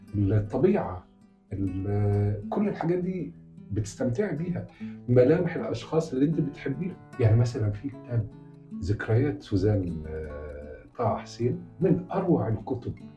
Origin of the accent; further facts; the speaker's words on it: Upper Egypt, Egypt; now in Cairo, Egypt; انا لحد ما جيت القاهره من الصعيد